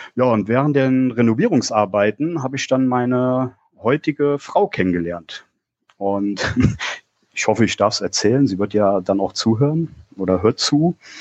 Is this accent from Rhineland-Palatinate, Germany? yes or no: yes; Koblenz, Rhineland-Palatinate, Germany; moved away as an adult; now in Hunsrück, Germany; bin gebürtig aus Koblenz